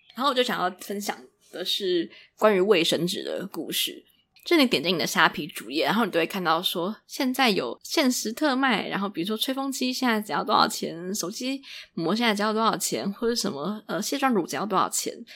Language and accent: Chinese; Taiwan; accent: Taiwanese; 我讲话就是非常有台湾腔调